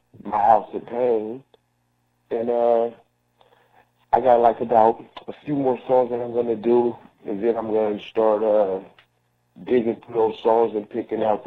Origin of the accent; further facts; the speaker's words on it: Seattle, Washington, United States; I'm from Seattle, Washington